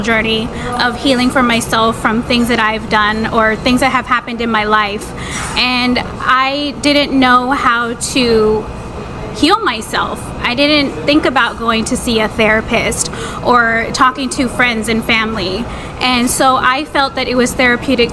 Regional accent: Texas, United States; I'm a single 30-something woman born and raised in Texas

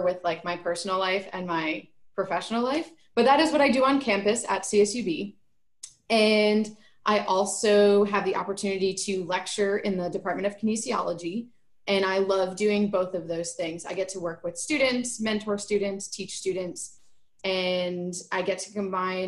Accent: New Jersey, United States; moved away as an adult; also born or lived in New York; now in Bakersfield, United States; I am originally from New Jersey, went to school in New York. All my family is back in Jersey. And moved out here for my job at Cal State

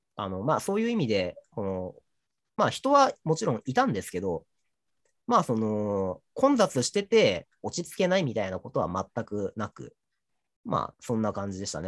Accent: Toyama, Japan; 僕は、あの、地元が富山県なので

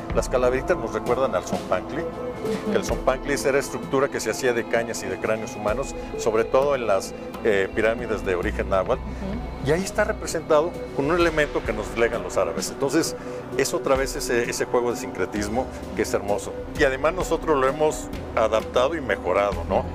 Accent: Mexico; nosotros como mexicanos somos herederos de los olmecas

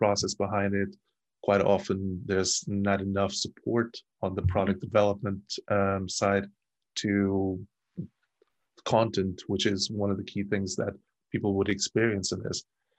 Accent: Portugal; moved away as an adult; also born or lived in Germany; I moved from Portugal at the age of 24, 25

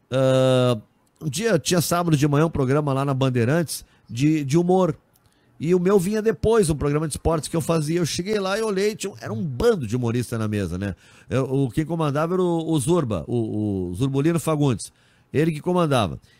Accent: Bergamo, Lombardy, Italy; eu sou de Bergamo, na Itália.

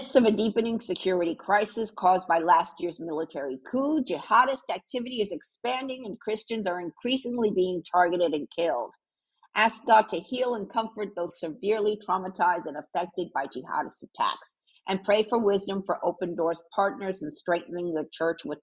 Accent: Puerto Rico; moved away; also born or lived in New York / Miami; I'm from Puerto Rico, which is the one island over from Cuba.

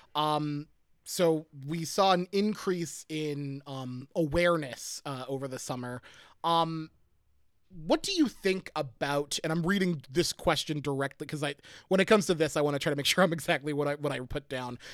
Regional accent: Pottsville, Pennsylvania, United States; moved away; I grew up in in Pottsville.

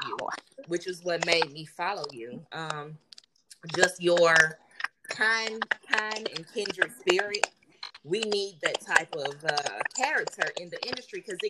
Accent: Highland Park, United States; I'm very proud to be from Highland Park. I really love my old neighborhood.

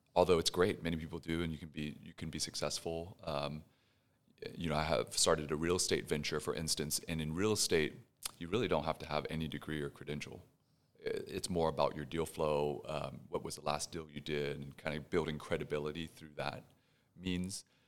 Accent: Houston, Texas, United States; also born or lived in Pasadena, Texas; now in Dallas, United States; born and raised in Houston, my parents, uh, fled Vietnam right after the war

